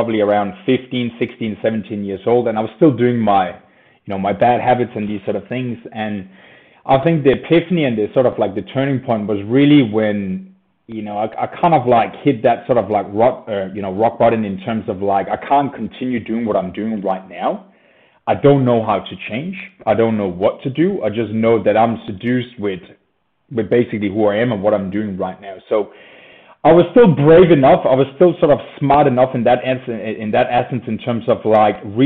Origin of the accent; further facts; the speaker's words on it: Denmark; moved away as an adult; now in Australia; I moved down under from Scandinavia in Denmark. Grew up there, happy child